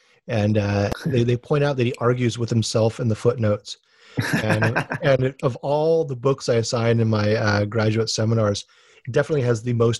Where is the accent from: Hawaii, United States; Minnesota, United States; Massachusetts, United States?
Hawaii, United States; I'm from Hawaii, where the Civil War is like the most exotic thing ever.